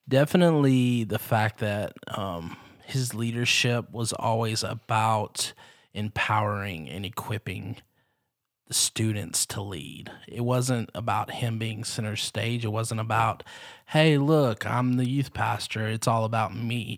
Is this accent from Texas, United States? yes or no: yes; Texarkana, Texas, United States; growing up not only in Texarkana but being being the son of a youth pastor